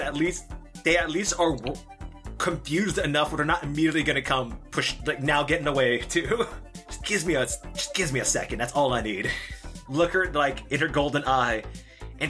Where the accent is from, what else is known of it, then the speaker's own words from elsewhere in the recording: Los Angeles, California, United States; I'm from LA. Mm-hmm. So growing up, I always remember, like, people, like, doing their own little raps